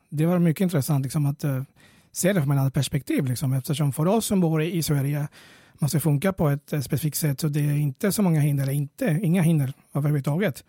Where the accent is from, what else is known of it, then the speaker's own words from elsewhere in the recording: Venezuela; now in Sweden; jag kommer från Venezuela från början